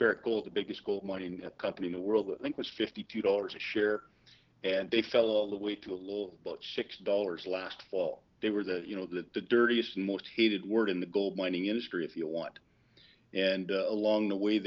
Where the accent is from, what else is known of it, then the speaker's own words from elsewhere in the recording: Vancouver, British Columbia, Canada; I'm from Canada, from Vancouver